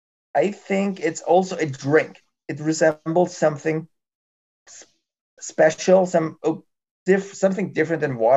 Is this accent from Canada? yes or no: no; Germany; also born or lived in Cologne; since I'm from Germany